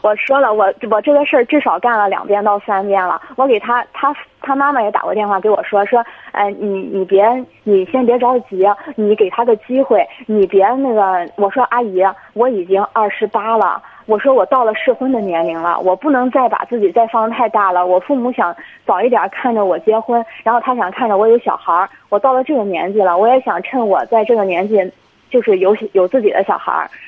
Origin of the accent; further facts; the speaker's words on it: Jinan, Shandong, China; 我们都是济南本地的